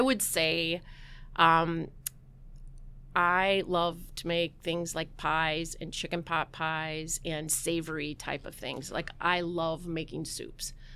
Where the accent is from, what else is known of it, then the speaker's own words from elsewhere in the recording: Southern Missouri, United States; I grew up in Missouri and Southern Missouri